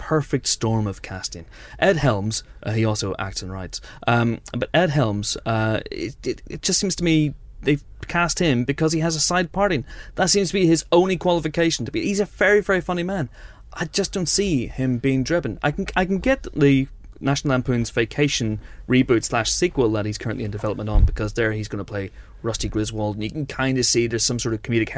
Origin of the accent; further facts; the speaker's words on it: Ireland; I'm Irish.